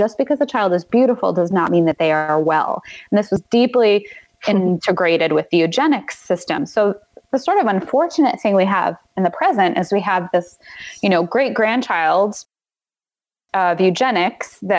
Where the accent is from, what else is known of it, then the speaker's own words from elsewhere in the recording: New York, United States; moved away; I'm from New York